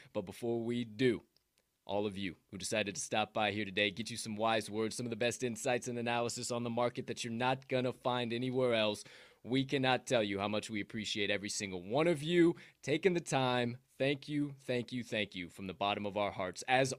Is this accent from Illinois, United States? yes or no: yes; Southern Illinois, United States; now in Chicago, United States; Now, I'm actually from Southern Illinois originally. Obviously, we're both in Chicago now.